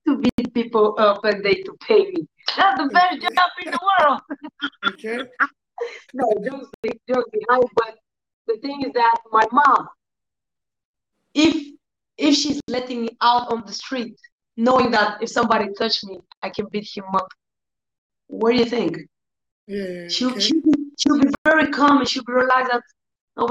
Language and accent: English; Bulgaria; I live in Bulgaria all life. My father is from Africa, Nigeria. Okay. My mom is Bulgarian